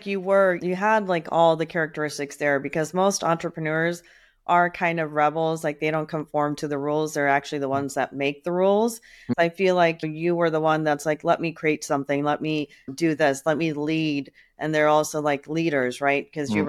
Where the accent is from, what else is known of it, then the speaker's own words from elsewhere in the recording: Chicago, Illinois, United States; I'm from Chicago. That's my hometown.